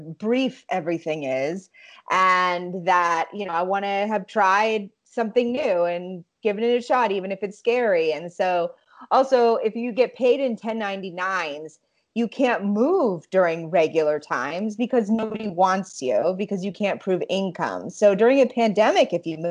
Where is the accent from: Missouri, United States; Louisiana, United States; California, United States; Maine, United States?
Maine, United States; moved away as an adult; also born or lived in Montreal, Canada / New York City, United States; now in Los Angeles, United States; I was born in Maine. I went to college in Montreal. I lived in New York. I'm so East Coast